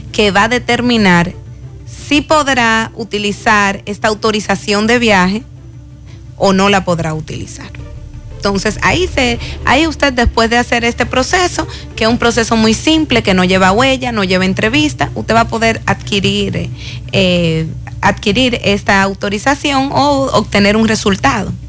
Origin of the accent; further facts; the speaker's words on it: Dominican Republic; Es decir, voy porque resulta que solicité como dominicano